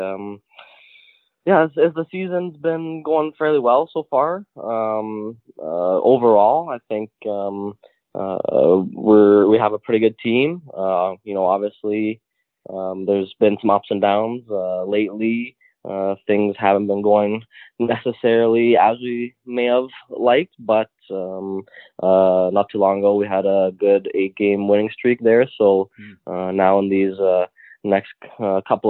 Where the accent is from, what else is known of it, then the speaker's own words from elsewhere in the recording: North Bay, Ontario, Canada; moved away; also born or lived in Toronto / Sweden; I'm obviously from North Bay